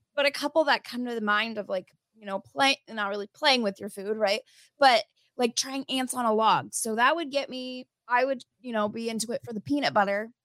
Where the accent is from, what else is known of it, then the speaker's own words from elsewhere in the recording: Midwest, United States; we're from the Midwest